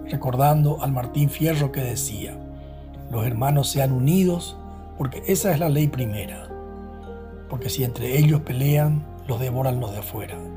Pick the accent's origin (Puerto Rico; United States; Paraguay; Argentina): Paraguay; Somos nosotros los paraguayos que hemos sido absolutamente incapaces de ponernos de acuerdo en una posición.